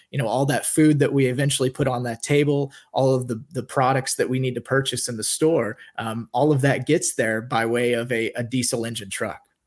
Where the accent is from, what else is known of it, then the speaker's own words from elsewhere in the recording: Kansas, United States; moved away as an adult; also born or lived in Orlando, Florida; I grew up in Kansas